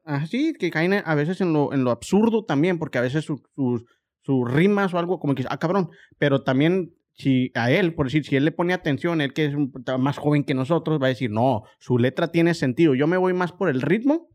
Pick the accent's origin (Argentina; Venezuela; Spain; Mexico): Mexico; como mexicano